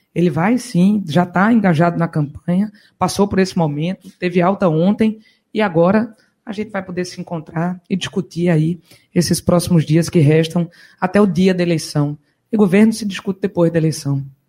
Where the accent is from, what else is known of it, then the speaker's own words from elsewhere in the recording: Caruaru, Pernambuco, Brazil; moved away; Caguaru, na arena, é lá de onde eu vim, é lá que eu sempre volto para buscar energia de novo